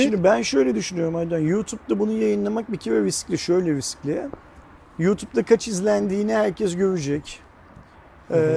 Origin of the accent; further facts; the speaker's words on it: Turkey; şimdi biz Türk olarak izleyemeyecek miyiz? Yani bizim de izlemek hakkımız değil